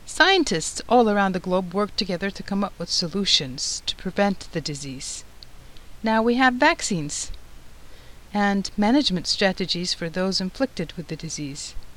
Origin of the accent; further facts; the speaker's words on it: Turkey; moved away as an adult; also born or lived in Istanbul; I'm originally from Turkey and I went to medical school, Marmara University School of Medicine, in Istanbul